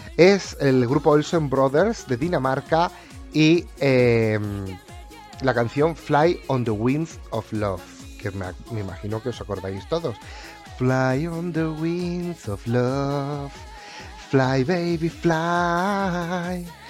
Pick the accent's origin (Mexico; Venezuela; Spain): Spain; soy español